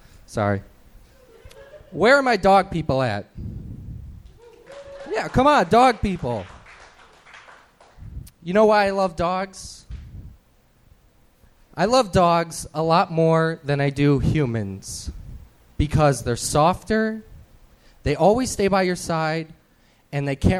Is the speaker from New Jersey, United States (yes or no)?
no; Wauconda, Illinois, United States; I'm from Wakanda, Illinois. And if you don't know where that is, that's cool, because no one does.